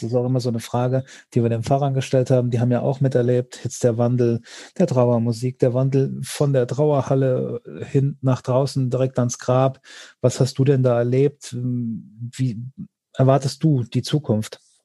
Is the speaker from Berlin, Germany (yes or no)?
no; Hesse, Germany; bei uns in Hessen